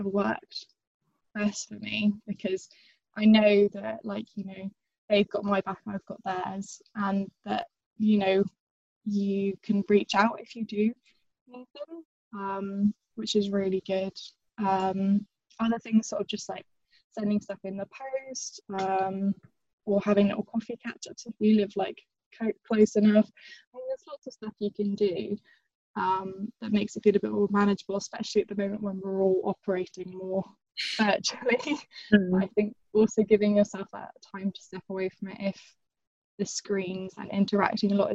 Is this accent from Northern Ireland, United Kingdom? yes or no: yes; Northern Ireland, United Kingdom; also born or lived in England; when I was about 8 years old, we moved from England to Northern Ireland, which was originally supposed to be for, I think, 2 years and ended up being more like 13.